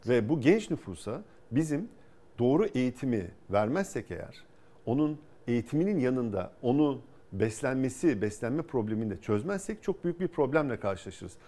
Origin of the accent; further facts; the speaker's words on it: İzmir, Turkey; moved away as an adult; also born or lived in Ankara / Boston; Bornova Anadolu Lisesi, İzmir Fen Lisesi, ODTÜ'yü kazandım